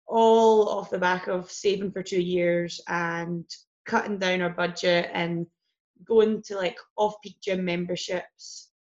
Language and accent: English; Biggar, Scotland, United Kingdom; Little place called Bigger, ironically.